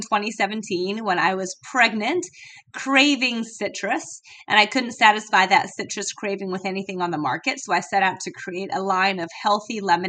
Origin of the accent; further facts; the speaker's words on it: London, United Kingdom; But I was born and raised in London, so I've got a very bizarre accent.